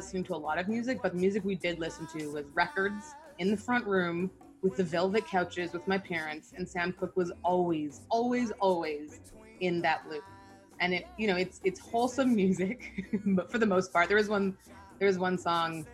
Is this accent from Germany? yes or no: no; Canada; also born or lived in Nigeria; I was born in Nigeria. I'm half Nigerian, half Canadian.